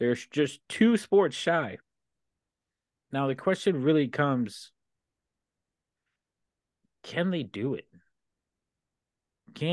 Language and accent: English; United States; I'm an American